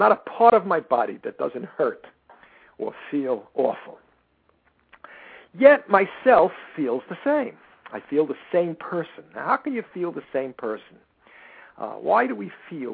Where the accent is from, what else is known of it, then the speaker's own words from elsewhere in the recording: United States; I am an American